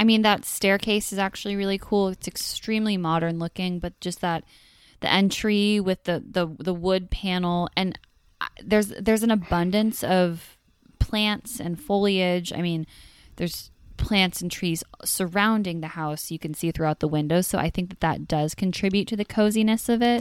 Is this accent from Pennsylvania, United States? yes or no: no; Northern California, United States; moved away; I grew up in California, in Northern California